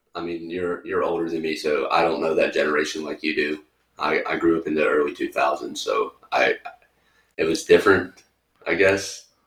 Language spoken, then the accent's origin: English; the South, United States; moved away; growing up in the South